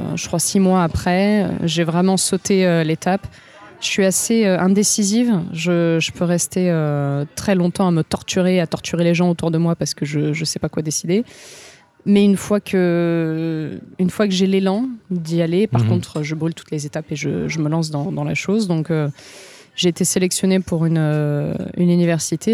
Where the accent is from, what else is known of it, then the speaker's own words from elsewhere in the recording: Marseille, Provence-Alpes-Côte d'Azur, France; moved away as an adult; also born or lived in Var; now in Japan; je viens de Marseille, mais je viens un peu de autour de Marseille. J'ai fait la moitié de mes études à Marseille, l'autre moitié à Aix-en-Provence